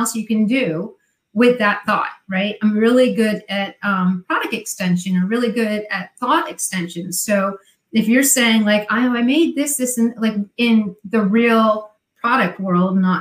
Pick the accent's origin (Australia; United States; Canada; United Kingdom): United States; New Jersey; accent: Jersey; My Jersey accent